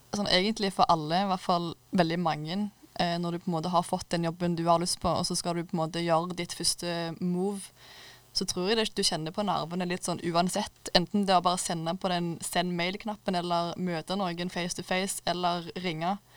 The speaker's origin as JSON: {"language": "Norwegian", "town": "Klepp", "region": "Rogaland", "country": "Norway", "said": "Jeg kommer fra Klepp eller ja, Stavanger"}